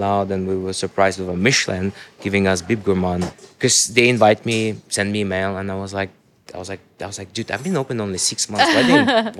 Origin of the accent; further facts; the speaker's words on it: Dubai, United Arab Emirates; I grew up in Dubai